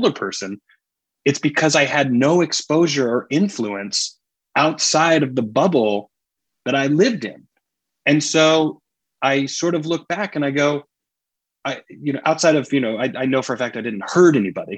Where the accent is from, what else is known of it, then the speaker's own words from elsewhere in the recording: Greenville, South Carolina, United States; I grew up in Greenville, South Carolina, which is obviously in the Bible Belt